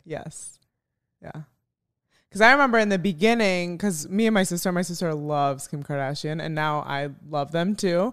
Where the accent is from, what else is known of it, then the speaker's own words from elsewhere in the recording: Chicago, Illinois, United States; moved away; also born or lived in Arizona; I'm from Chicago